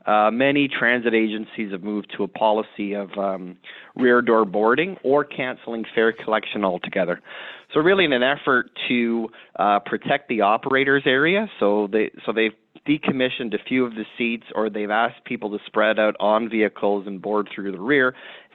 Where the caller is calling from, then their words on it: Toronto, Ontario, Canada; Yes, happy to be here on the line here in Toronto.